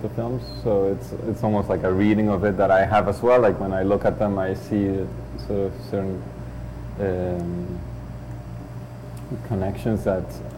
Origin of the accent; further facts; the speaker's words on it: Mexico; moved away as an adult; now in Canada; I'm Mexican and I'm Canadian